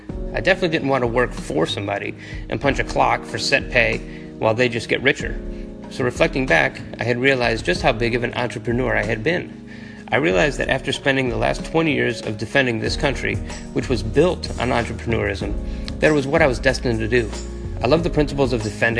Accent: Berwyn, Illinois, United States; I grew up in Berwyn, Illinois, 37th and Ridgeland to be exact

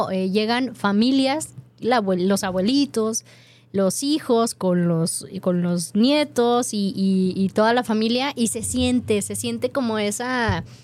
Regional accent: Washington, United States; Spanish is a second language; Yo soy del estado de Washington y mi español es bueno.

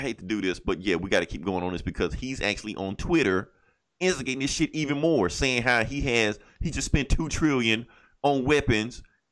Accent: Mississippi, United States; I'm from Mississippi

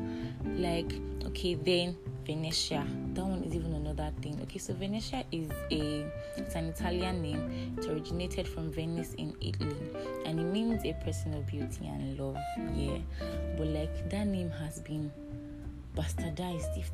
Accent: Edo, Nigeria; I'm from Edo State, yeah, and I belong to a family of four

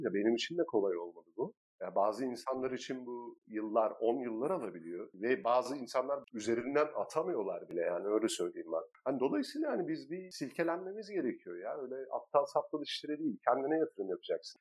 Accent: Turkey; moved away; also born or lived in Istanbul; biz Türkler olarak

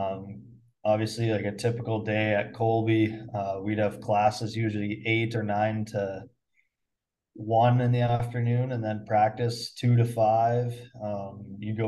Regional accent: Muenster, Saskatchewan, Canada; I grew up in Munster. It's a town of like 450 people.

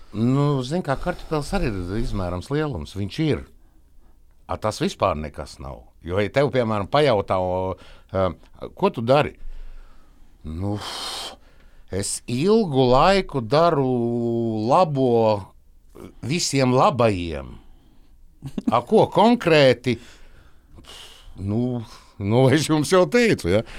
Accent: Valmiera, Vidzeme, Latvia; Es esmu no Valmieras.

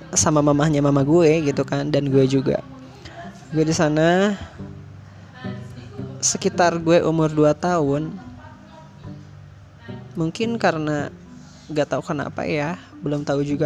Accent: Majalaya, West Java, Indonesia; born there; gue lahir di di Bandung nih ya khususnya daerah Majalaya ya nah di Majalaya.

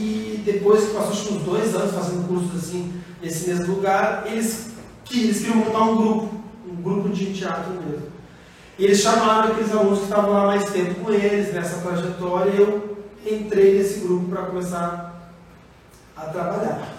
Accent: Porto Alegre, Rio Grande do Sul, Brazil; moved away as an adult; now in Sorocaba, Brazil; Sou do Sul, sou de Porto Alegre.

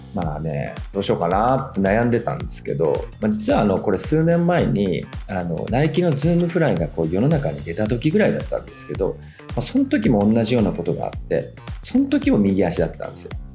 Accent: Fukuoka, Japan; 私、福岡出身、純和製の私

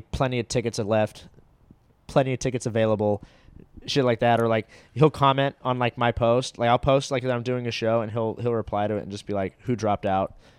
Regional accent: Orange County, California, United States; where I grew up in Orange County, g, my high school was

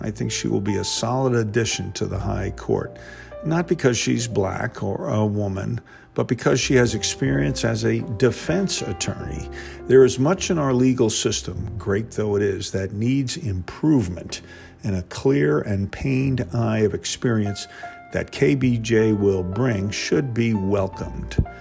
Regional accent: New Jersey, United States; now in Georgia, United States; I reside in Georgia, and though I am from New Jersey

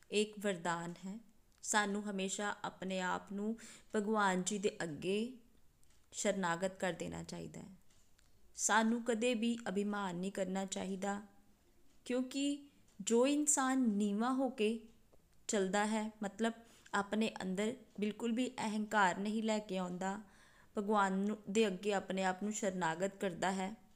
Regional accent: Amritsar, Punjab, India; ਮੈਂ ਅੰਮ੍ਰਿਤਸਰ ਦੀ ਰਹਿਣ ਵਾਲੀ ਹਾਂ

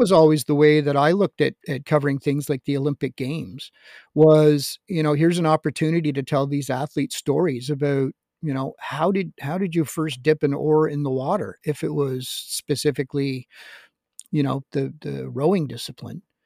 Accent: Montreal, Quebec, Canada; as a kid growing up in Montreal

